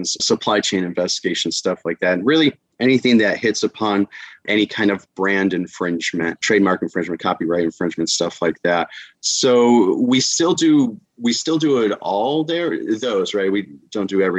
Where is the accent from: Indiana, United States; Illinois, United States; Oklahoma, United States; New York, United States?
Illinois, United States; Chicago; moved away as an adult; now in Florida, United States; I was born and raised in Chicago. Here, I'm now in Florida.